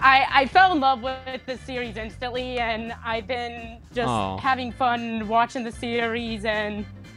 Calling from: Valparaiso, Indiana, United States; I'm calling from Valparaiso, Indiana.

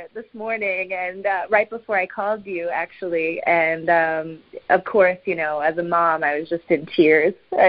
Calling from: Nashville, Tennessee, United States; I am in Nashville, Tennessee.

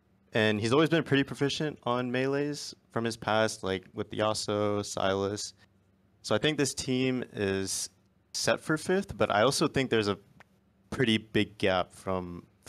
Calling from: Austin, Texas, United States; I'm calling from Austin, Texas.

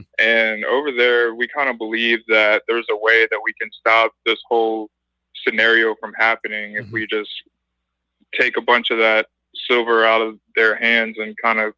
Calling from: Oahu, Hawaii, United States; I'm calling from Oahu, Hawaii.

